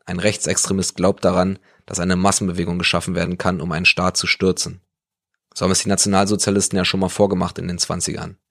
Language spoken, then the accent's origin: German; East Germany, Germany; bei uns im Osten